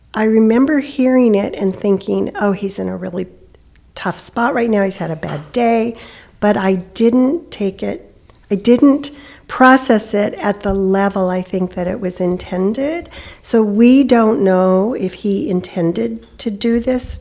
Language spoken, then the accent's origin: English; California, United States; moved away; I'm from California